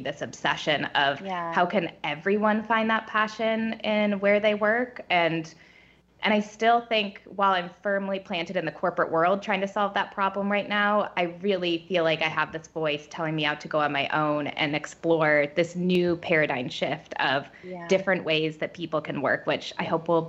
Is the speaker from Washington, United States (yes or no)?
yes; Bainbridge Island, Washington, United States; So born on the small island of Bainbridge Island and then graduated from Scripps College with a liberal arts degree